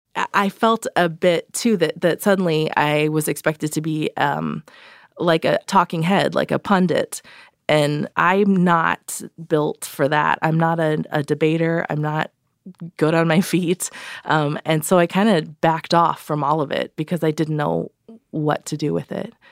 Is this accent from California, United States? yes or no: yes; Redlands, California, United States; I grew up in Redlands, uh, California, Southern California.